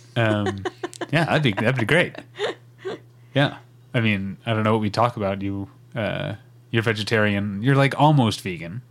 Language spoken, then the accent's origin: English; Midwest, United States; where I grew up in the Midwest